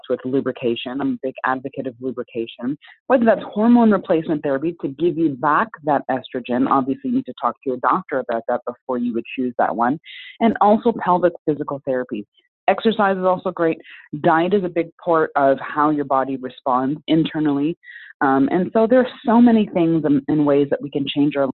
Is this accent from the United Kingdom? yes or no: no; Canada; also born or lived in Jamaica (heritage); now in Chicago, United States; We have same first name, we have Jamaican heritage, we're Canadian